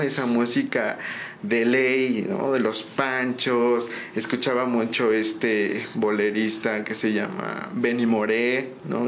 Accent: San Juan del Río, Querétaro, Mexico; Yo soy totalmente originario de aquí de San Juan del Río. Este, yo nazco en Querétaro, pero pues nada más fui a nacer allá.

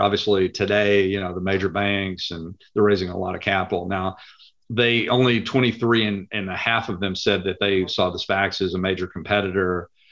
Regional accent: Lubbock, Texas, United States; moved away as an adult; now in Dallas, United States; I am originally from Lubbock, Texas. Uh, I moved to Dallas, Texas about 35 years ago.

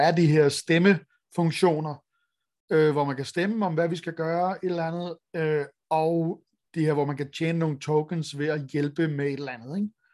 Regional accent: Denmark; vi har som danskere

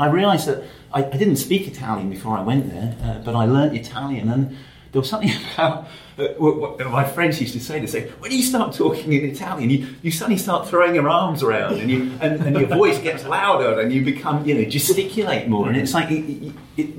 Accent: London, United Kingdom; I grew up in London

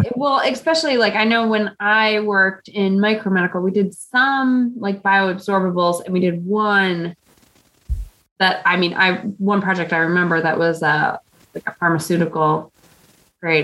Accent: Midwest, United States; accent: Midwestern; my Midwestern accent

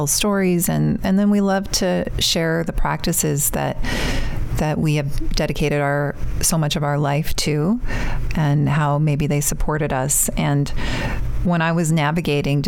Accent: Canada; moved away as an adult; now in United States; my home country

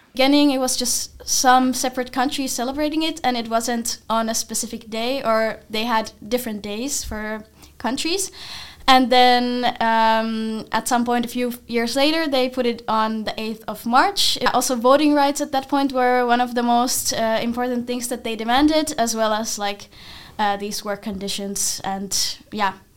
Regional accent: Finland; now in Netherlands; I'm from Finland

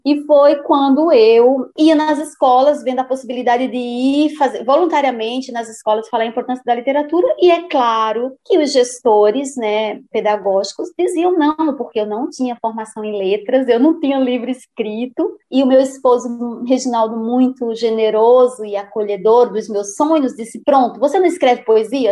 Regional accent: Patos, Paraíba, Brazil; moved away; Eu morava em Patos, na Paraíba, lembrando, né, que eu nasci em Patos, mas eu vivia numa comunidade rural chamada Sítio Trincheiras

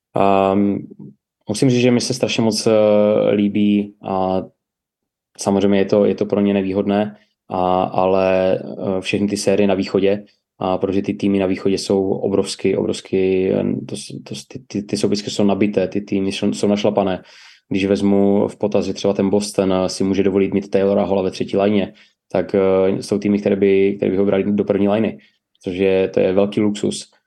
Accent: Ostrava, Moravian-Silesian Region, Czechia; pocházím z Ostravy

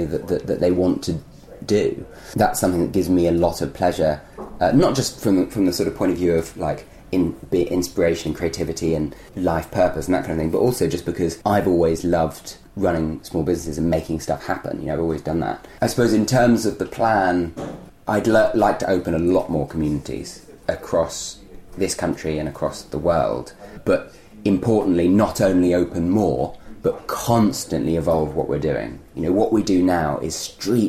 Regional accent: London, United Kingdom; as a child, I grew up in London in a community-less atmosphere where I didn't even know my neighbours

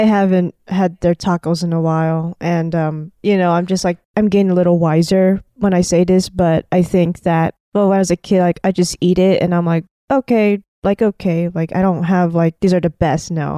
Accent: United States; I grew up in America

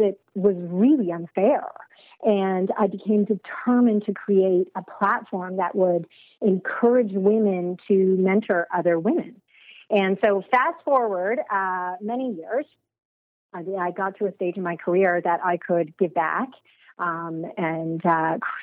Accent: Toronto, Ontario, Canada; also born or lived in United Kingdom; I'm born and raised in Toronto, but for school, I went to the UK

